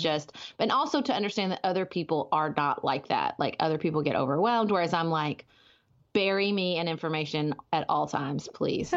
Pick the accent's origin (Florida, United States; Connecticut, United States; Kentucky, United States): Kentucky, United States; Paducah; I live in my hometown of Paducah, Kentucky